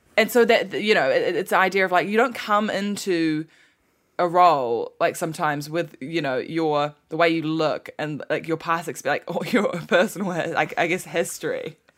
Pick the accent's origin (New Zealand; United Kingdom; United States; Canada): New Zealand; people in New Zealand and m, my, you know, myself, myself included